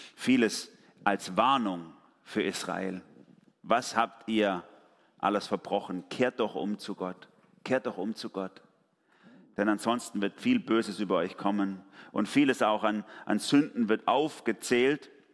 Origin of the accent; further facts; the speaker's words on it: Germany; bei uns in Deutschland